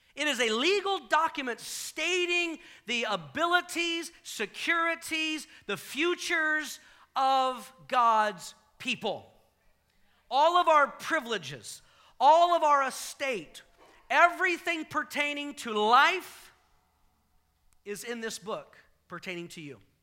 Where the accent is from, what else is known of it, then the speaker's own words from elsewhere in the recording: the South, United States; I grew up in the South